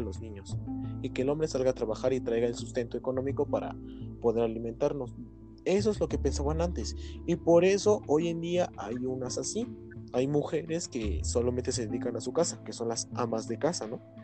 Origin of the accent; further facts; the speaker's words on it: Mexico; como nosotros como mexicanos